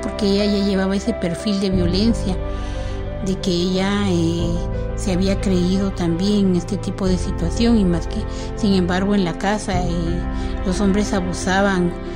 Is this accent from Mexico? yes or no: no; Guatemala; estamos viviendo como guatemaltecos